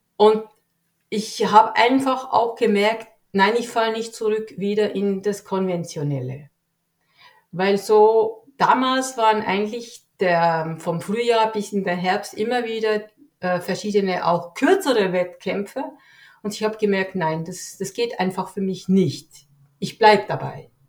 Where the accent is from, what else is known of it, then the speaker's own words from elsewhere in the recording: Switzerland; ich lebe hier in der Schweiz, bin geboren hier in der Schweiz